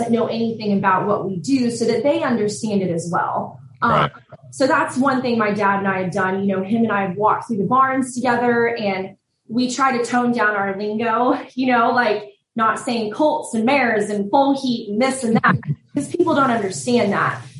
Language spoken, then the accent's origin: English; Southlake, Texas, United States; yeah we grew up in Southlake, which is like